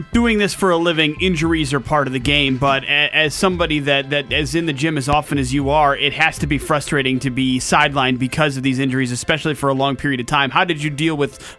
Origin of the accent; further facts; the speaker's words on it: Milwaukee, Wisconsin, United States; my hometown of Milwaukee, Wisconsin